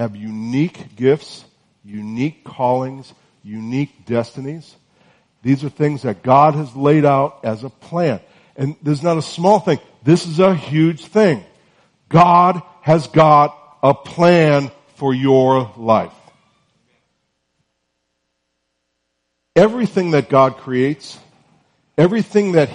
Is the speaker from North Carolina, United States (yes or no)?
yes; North Carolina, United States; I'm from North Carolina, and it's still sort of warm there